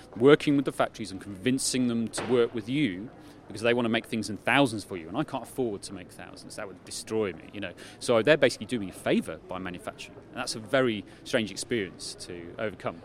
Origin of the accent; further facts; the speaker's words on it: United Kingdom; I'm British